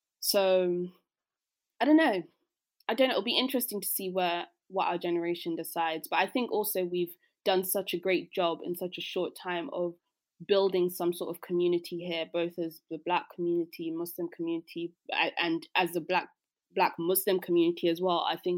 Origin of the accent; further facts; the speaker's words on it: South East England, United Kingdom; I mean, I grew up outside of London, so maybe I'd come back to where I grew up.